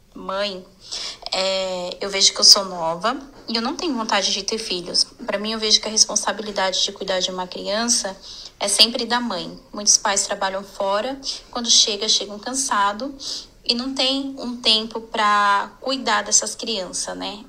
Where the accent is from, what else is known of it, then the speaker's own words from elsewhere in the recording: Guarulhos, São Paulo, Brazil; sou de Guarulhos, São Paulo